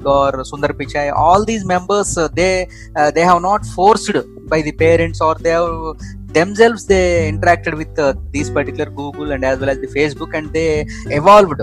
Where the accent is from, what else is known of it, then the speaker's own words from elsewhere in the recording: India; as an Indian